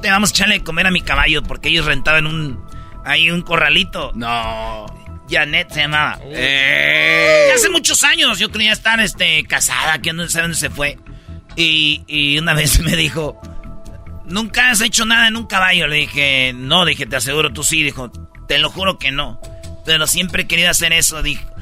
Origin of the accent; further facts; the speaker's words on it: Tepatitlán, Jalisco, Mexico; Soy una mujer tradicional y yo soy de Tepatitlán, Jalisco y soy